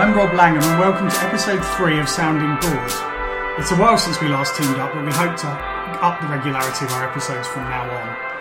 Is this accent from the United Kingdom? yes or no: yes; Maidenhead, South East England, United Kingdom; in Maidenhead, my hometown.